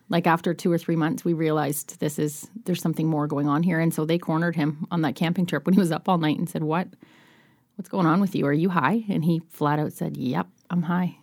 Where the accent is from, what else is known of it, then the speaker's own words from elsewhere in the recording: Nova Scotia, Canada; moved away; I'm from Nova Scotia